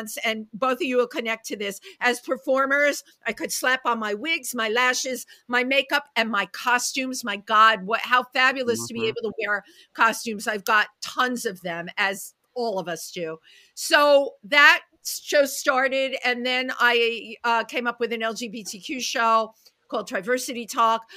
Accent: New York City, New York, United States; I'm a New Yorker

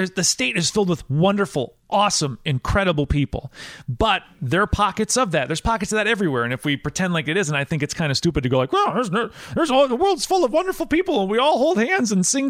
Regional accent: Wisconsin, United States; growing up in Wisconsin, there are a lot of rural, very country areas of Wisconsin. And I say this as someone who was born and raised there.

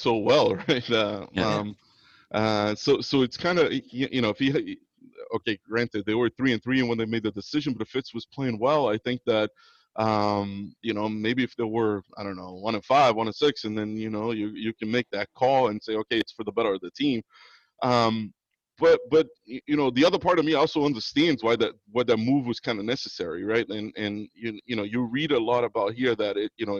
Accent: South Region, Brazil; also born or lived in Boston, United States / São Paulo, Brazil; now in Florida, United States; when I moved from Brazil, I moved to Boston, and I grew up a Patriots fan up in Boston

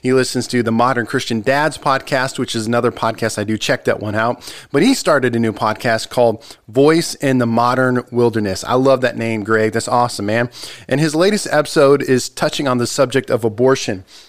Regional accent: United States; I'm American

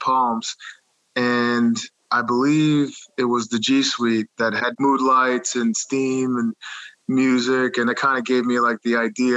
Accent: Dix Hills, New York, United States; I grew up in Long Island, New York. I went to Half Hollow Hills High School West. It's a small public school in Suffolk County in Dix Hills.

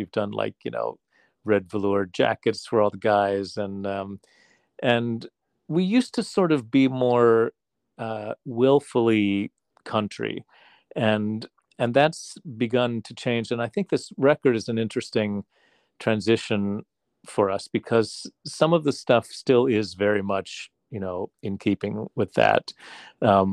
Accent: West Virginia, United States; moved away; my home state in West Virginia

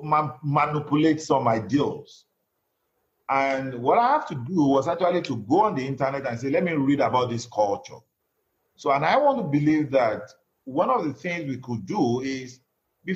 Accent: Nigeria; moved away

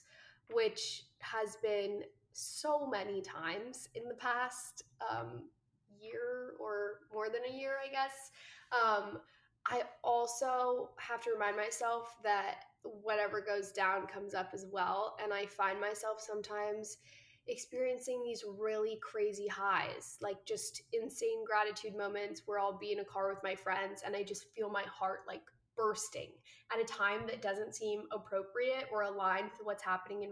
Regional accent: New Jersey, United States; moved away as an adult; now in Los Angeles, United States; I live out here, but I'm originally from New Jersey.

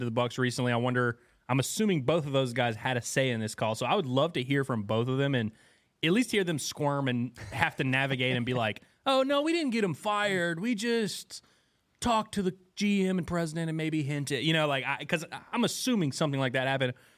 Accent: Pineville, Louisiana, United States; moved away; going to hoop at, uh, Louisiana College in my hometown

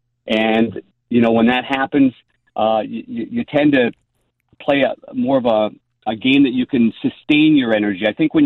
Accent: Midwest, United States; now in St. Louis, United States; when I came from the Midwest where we all had bent grass

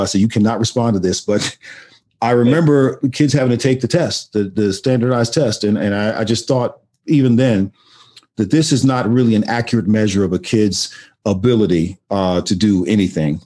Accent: Austin, Texas, United States; I grew I grew up in Austin, Texas

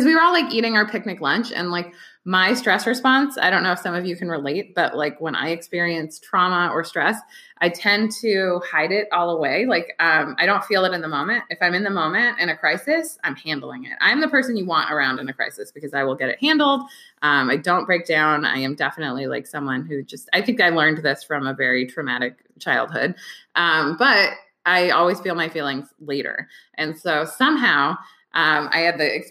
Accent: Bay Area, California, United States; moved away as an adult; also born or lived in Brooklyn / Los Angeles; I grew up in the Bay Area

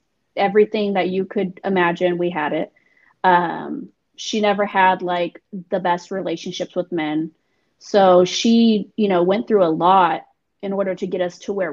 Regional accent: Northern California, United States; I was born and raised in Cali. Northern California, not

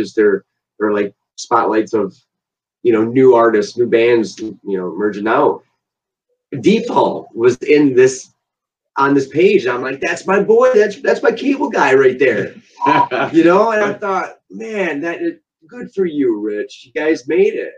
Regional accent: Belding, Michigan, United States; we actually kind of went to school together. I went to school with his sister. We're both like from Belding

